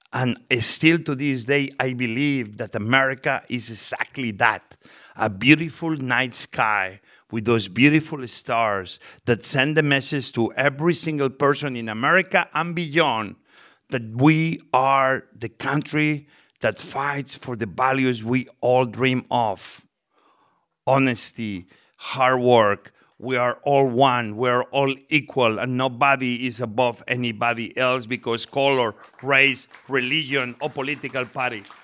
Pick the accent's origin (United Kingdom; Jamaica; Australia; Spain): Spain; English is a second language; moved away as an adult; now in United States; I came from Spain, I was very young